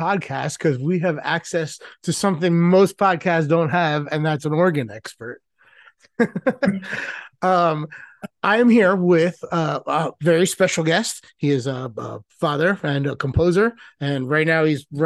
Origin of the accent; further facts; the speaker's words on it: Washington, District of Columbia, United States; the Washington Capitals, my hometown, my Washington town